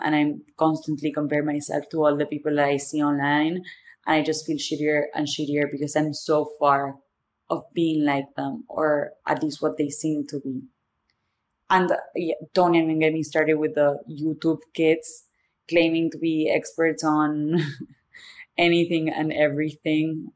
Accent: Argentina; accent: thick accent; English is a second language; moved away as an adult; also born or lived in Boston; now in New York, United States; The thick accent is because I'm from Argentina

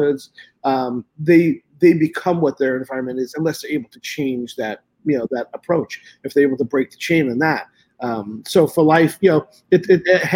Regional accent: New York City, New York, United States; moved away; a lot of my friends I grew up with in Brooklyn

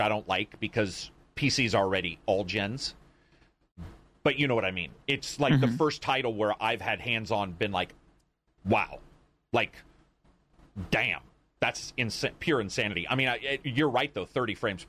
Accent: Oregon, United States; I'm from Oregon.

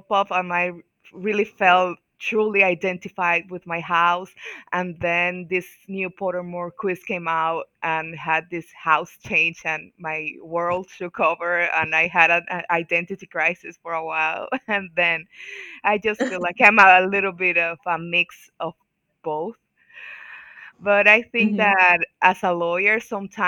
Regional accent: Dominican Republic; I'm from Dominican Republic, all the way in the Caribbean.

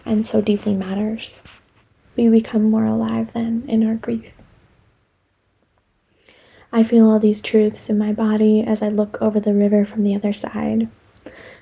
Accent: United States; also born or lived in Delaware; now in Philadelphia, United States; I've now put down roots after growing up in Maryland and Delaware

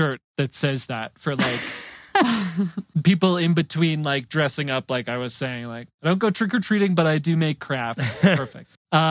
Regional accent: Northeast, United States; I grew up in the Northeast.

